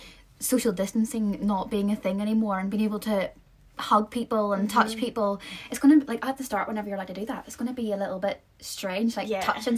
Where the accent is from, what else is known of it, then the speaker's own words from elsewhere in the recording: North Coast, Northern Ireland, United Kingdom; We are three girls from Ireland, Northern Ireland, North Coast, whatever you will call it, we don't care.